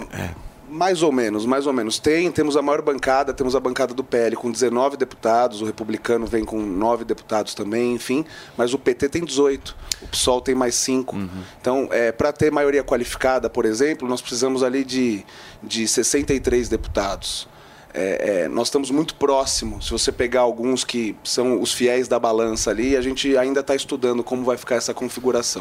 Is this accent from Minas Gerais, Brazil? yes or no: no; São Paulo, Brazil; Eu sou paulistano